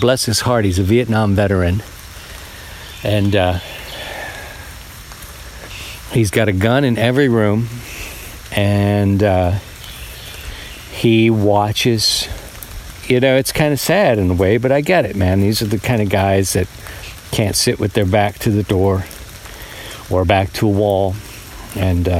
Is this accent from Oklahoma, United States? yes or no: no; Baltimore, Maryland, United States; moved away as an adult; I'm a city guy. I was born in Baltimore and got the chance to come out and live in the country